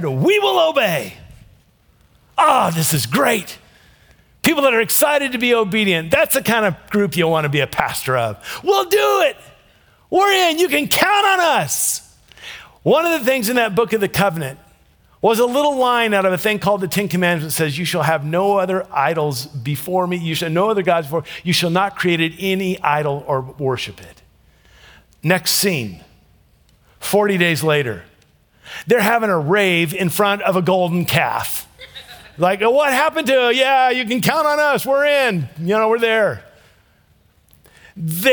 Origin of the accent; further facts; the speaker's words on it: Ruston, Louisiana, United States; I was born in Ruston, Louisiana